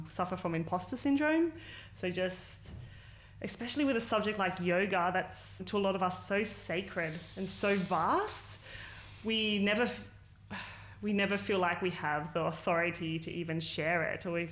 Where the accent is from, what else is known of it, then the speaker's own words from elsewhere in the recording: Sydney, New South Wales, Australia; I grew up in Western Sydney